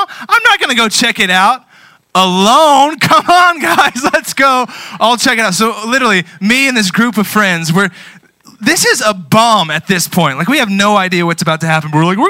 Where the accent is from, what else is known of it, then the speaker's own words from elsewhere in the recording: United States; I love being an American